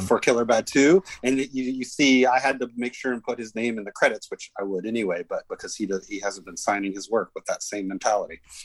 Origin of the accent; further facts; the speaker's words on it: Dallas, Texas, United States; I grew up in in Dallas, Texas